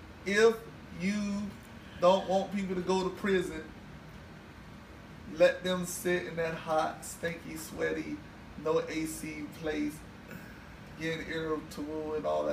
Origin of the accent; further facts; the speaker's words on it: Miami, Florida, United States; Yeah, but I'm from Miami.